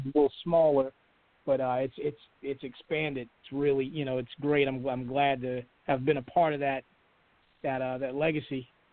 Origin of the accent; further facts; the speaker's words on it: Charlotte, North Carolina, United States; I'm from Charlotte, born here